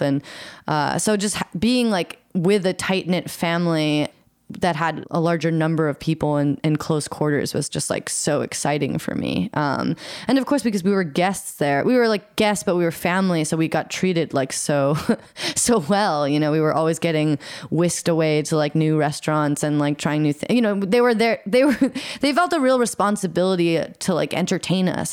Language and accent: English; Eugene, Oregon, United States; I grew up in Eugene, Oregon, which is a sort of smaller town in the Pacific Northwest